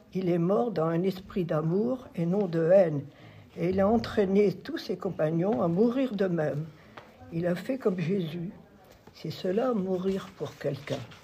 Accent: Auvers-sous-Montfaucon, Pays de la Loire, France; also born or lived in Voutré; Je suis née à Auvers-sous-Montfaucon. C'est dans le canton de Loué. Donc, c'est pas bien loin. donc, je suis sartoise

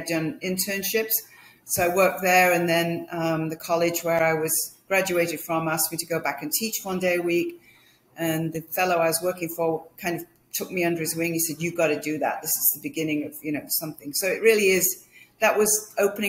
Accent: Manchester, North West England, United Kingdom; moved away as an adult; also born or lived in London; I was born in Manchester in England

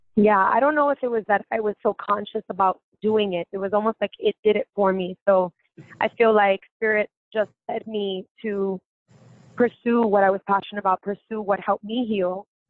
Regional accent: New York City, New York, United States; I grew up in Bushwick

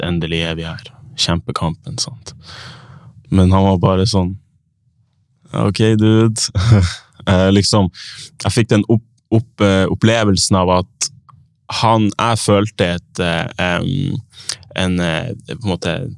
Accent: Tromsø, Troms, Norway; now in Oslo, Norway; jeg har vokst opp i Tromsø

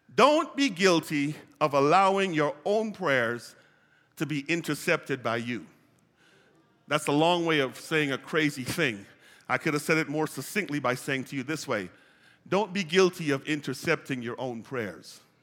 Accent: United States; I'm an American

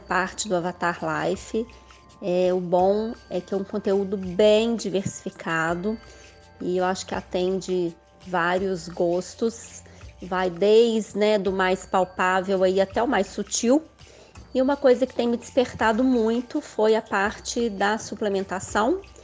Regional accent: Minas Gerais, Brazil; Eu sou mineira

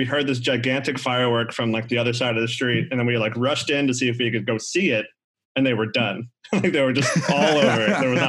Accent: Pennsylvania, United States; Yeah, I used to be that way with my hometown, which is just a Philadelphia suburb.

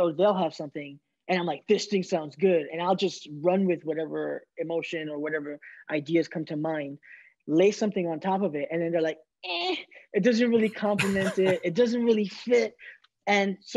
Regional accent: New York City, New York, United States

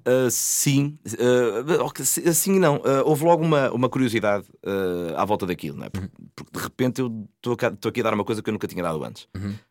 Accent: Santa Maria da Feira, Norte, Portugal; eu sou de Santa Maria da Feira

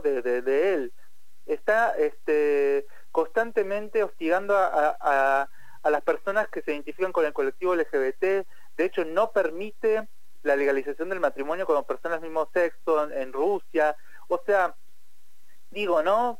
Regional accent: Argentina; en Argentina siempre decimos que más ESI

